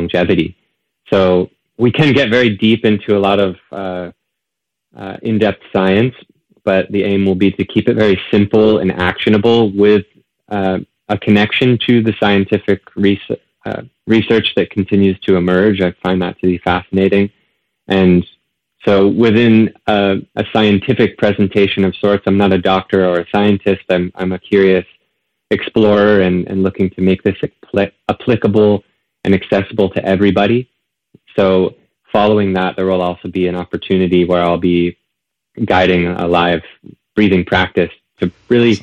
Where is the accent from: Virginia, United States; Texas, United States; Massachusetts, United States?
Massachusetts, United States; Northampton; moved away as an adult; now in Encinitas, United States; returning back to the East Coast, my hometown, Northampton, Massachusetts